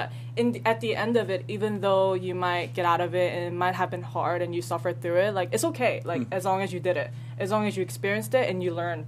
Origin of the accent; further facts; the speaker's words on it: East Brunswick, New Jersey, United States; moved away; I grew up in Jersey